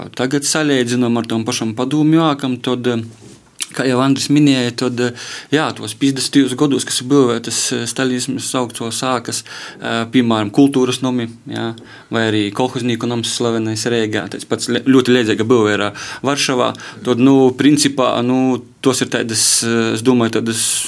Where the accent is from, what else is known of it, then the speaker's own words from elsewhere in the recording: Varakļāni, Latgale, Latvia; now in Rēzekne, Latvia; manā dzimtajā pilsētā varakļonu